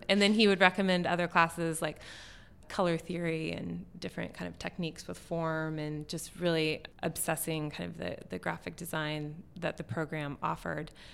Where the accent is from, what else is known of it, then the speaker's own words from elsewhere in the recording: West Virginia, United States; now in Portland, United States; I grew up in West Virginia